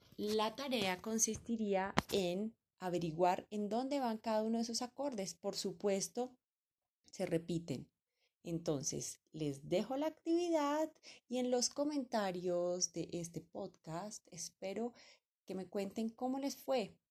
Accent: Colombia

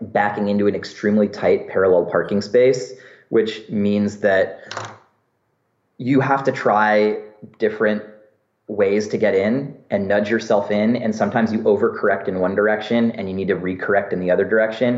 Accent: San Francisco, California, United States; my experience growing up in San Francisco

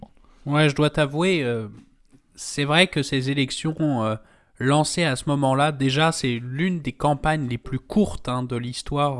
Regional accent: France; je parle en tant que Français

